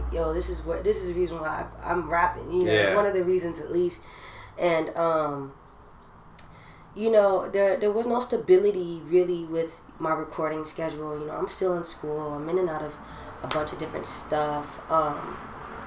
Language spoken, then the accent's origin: English; Orange County, California, United States; I was from Orange County